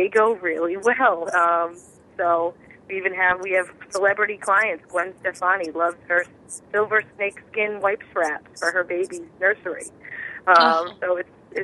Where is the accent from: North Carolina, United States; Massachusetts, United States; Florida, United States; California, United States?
Massachusetts, United States; I'm from Massachusetts